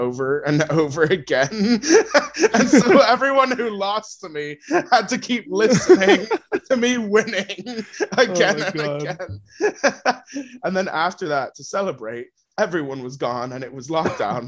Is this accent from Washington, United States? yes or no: yes; Washington, United States; moved away as an adult; now in United Kingdom; I just love Washington so much. Like, miss my car, miss my friends, miss the mountains